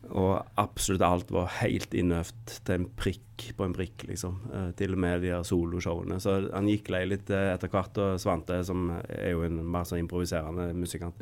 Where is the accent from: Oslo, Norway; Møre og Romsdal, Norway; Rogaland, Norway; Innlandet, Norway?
Rogaland, Norway; Skudeneshavn; Jeg har vokst opp på Karmøy